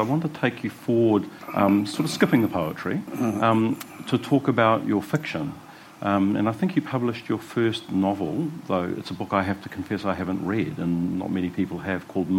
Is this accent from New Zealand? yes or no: yes; Wellington, New Zealand; I'm just thinking of my own childhood in the 1960s, and I grew up in Glen Road in Kelvin, which is, you know, is the epicentre of civilised Wellington.